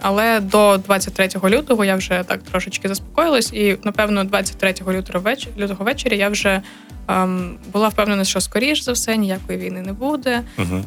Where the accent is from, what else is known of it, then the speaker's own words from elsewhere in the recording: Kyiv, Ukraine; moved away as an adult; now in Chernivtsi, Ukraine; я з Києва, я навчаюсь КПІ